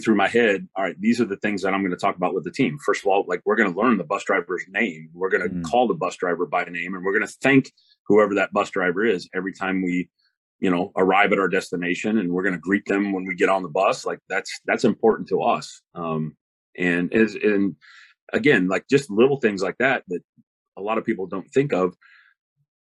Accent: Kitsap Peninsula, Washington, United States; I grew up on the Kitsap Peninsula, we were only 30 miles away from Seattle, only 30 miles away from Tacoma

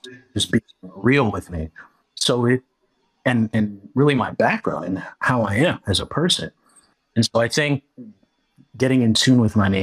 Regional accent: California, United States; where I was growing up in California. You know, like, some of my friends would be like Glendale or like Glendora, which are all cities in my area and stuff where I grew up

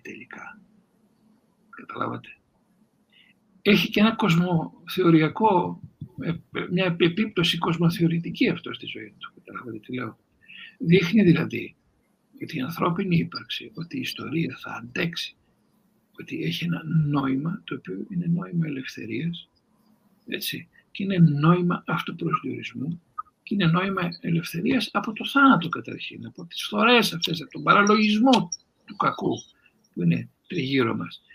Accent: Greece; να είμαι Έλληνας

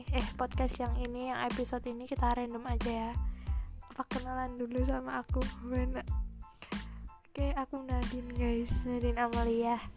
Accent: Malang, East Java, Indonesia; aku itu lahir di Malang guys emang aku anak Malang anak ngalam ngalam lovers

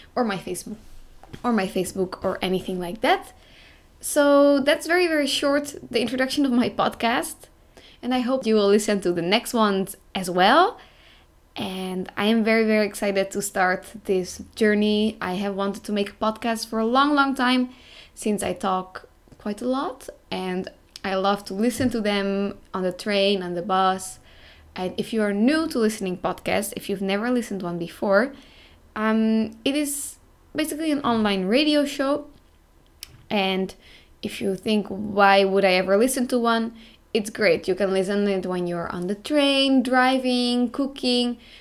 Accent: Netherlands; moved away as an adult; now in Croatia; I am from the Netherlands

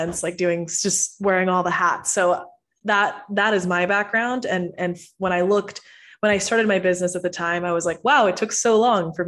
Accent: Houston, Texas, United States; also born or lived in Venezuela; I'm originally from Venezuela, and I moved to Houston when I was 7. So I grew up in Texas, grew up in the States

